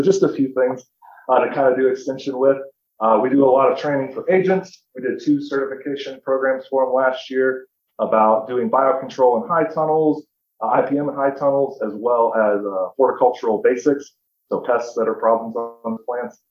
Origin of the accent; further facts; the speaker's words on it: Tipton, Indiana, United States; I am from Tipton, Indiana, so I'm a native of Indiana. I did 4-H in my home county for about 10 years.